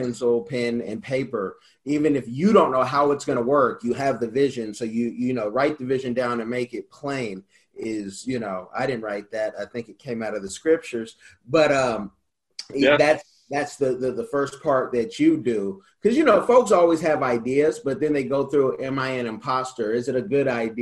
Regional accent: Bay Area, California, United States; Being from the Bay Area

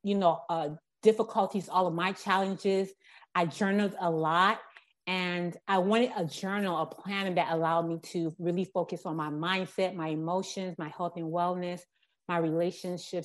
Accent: Miami, Florida, United States; I was born and raised in Miami, Florida, and haven't left here, been here all my life

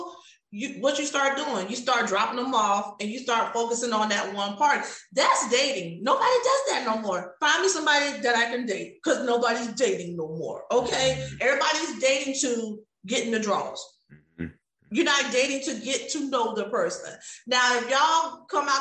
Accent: Virginia Beach, Virginia, United States; moved away as an adult; now in Houston, United States; I grew up in Virginia Beach, Virginia

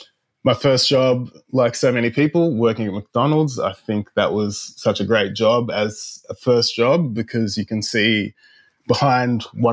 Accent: Dubbo, New South Wales, Australia; also born or lived in Ghana / Canada; I was born in Ghana in West Africa, and then when I was a baby, we moved to Canada, then came to Australia when I was about 7 years old.

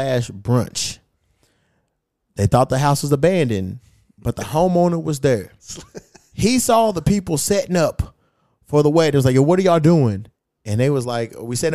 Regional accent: Kentucky, United States; now in California, United States; Kentucky's my hometown

